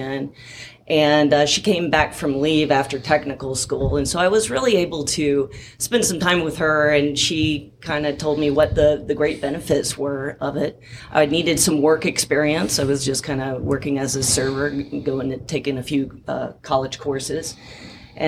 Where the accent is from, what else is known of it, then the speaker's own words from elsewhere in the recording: Marietta, Georgia, United States; also born or lived in Atlanta, Georgia; born and raised in Georgia, born in Atlanta Hospital and raised in Marietta